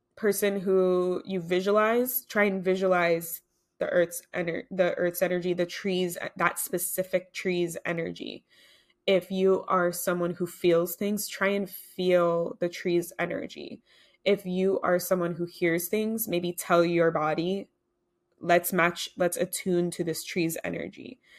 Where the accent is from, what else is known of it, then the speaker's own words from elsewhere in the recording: United States; I'm American